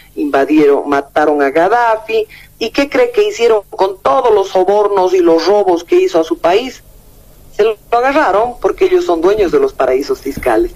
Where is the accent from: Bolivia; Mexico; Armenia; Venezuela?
Bolivia; como bolivianos